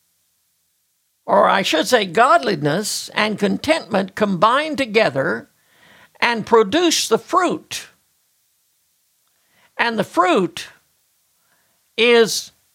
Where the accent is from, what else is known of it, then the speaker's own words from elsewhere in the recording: United States; as an American